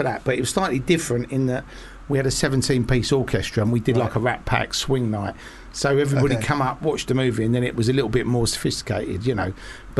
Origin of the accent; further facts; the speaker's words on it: United Kingdom; I'm a British filmmaker and I come from nothing